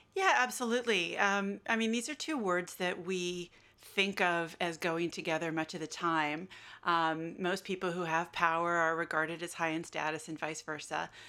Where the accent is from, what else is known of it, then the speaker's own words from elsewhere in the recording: United States; accent: American; now in Australia; you can tell from my accent, I'm American